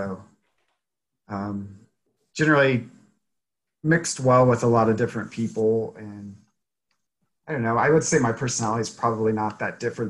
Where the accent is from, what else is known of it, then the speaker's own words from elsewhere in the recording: Harrisonville, Missouri, United States; also born or lived in Rolla, Missouri; now in Kansas City, United States; I'm from Harrisonville, Missouri.